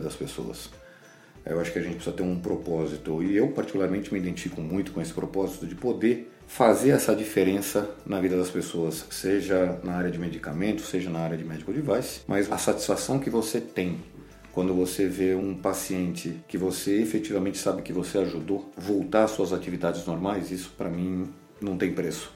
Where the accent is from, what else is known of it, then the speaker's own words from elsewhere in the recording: Brazil; a gente acha, como brasileiro